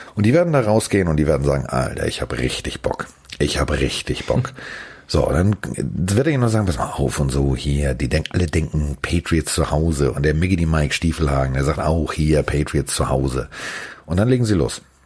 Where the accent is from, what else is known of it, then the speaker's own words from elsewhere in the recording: Hamburg, Germany; als Hamburger